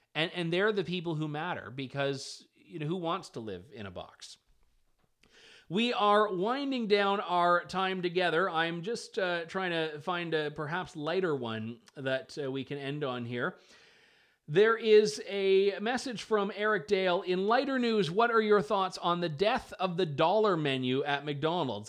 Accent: Canada; now in London, Canada; as a Canadian

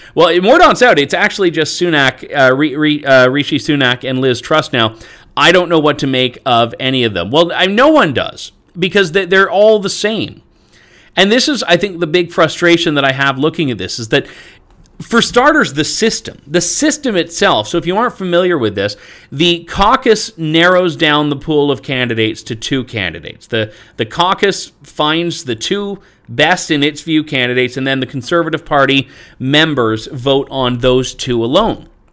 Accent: Canada; I'm Canadian

